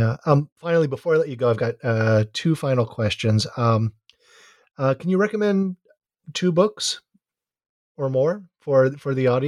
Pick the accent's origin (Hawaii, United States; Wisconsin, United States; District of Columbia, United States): Hawaii, United States; now in Santa Cruz, United States; And I live in Santa Cruz and I'm from Hawaii.